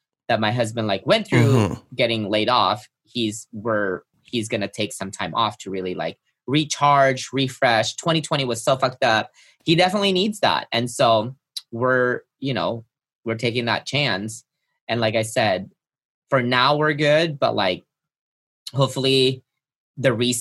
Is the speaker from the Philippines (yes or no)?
yes; Philippines; moved away; I grew up in the Philippines